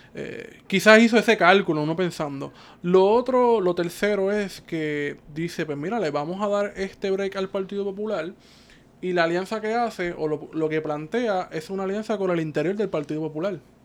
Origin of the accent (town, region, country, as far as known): Cabo Rojo, Puerto Rico; moved away as an adult; now in San Juan, Puerto Rico